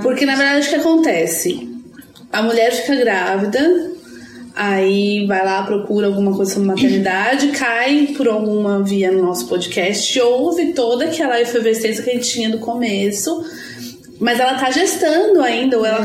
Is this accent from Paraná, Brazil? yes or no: no; São Paulo, Brazil; now in Florianópolis, Brazil; Eu sou de São Paulo, mas estou falando de Florianópolis